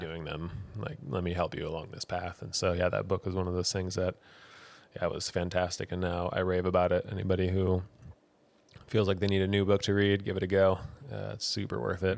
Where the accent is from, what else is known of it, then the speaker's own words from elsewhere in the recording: Wisconsin, United States; moved away as an adult; also born or lived in Michigan / Colorado; now in New Zealand; I was from Wisconsin